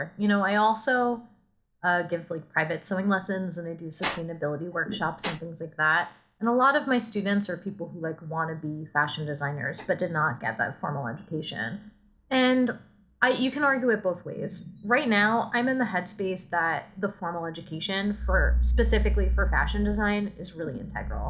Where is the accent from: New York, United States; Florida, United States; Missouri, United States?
New York, United States; New York City; moved away as an adult; I'm from New York City. Like I went to school there. Born and raised